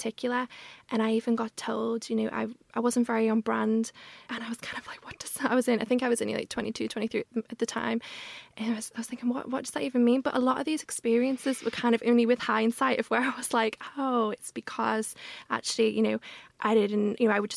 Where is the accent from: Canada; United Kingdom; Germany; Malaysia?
United Kingdom; Liverpool, North West England; accent: Scouse; moved away as an adult; also born or lived in London; now in Liverpool, United Kingdom; So my Scouse accent is very much there now